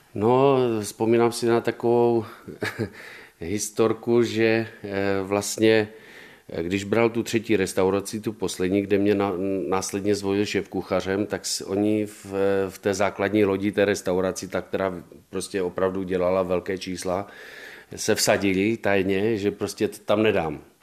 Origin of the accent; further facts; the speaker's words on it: Czechia; moved away as an adult; also born or lived in Italy / Washington, D.C.; já jsem byl Čech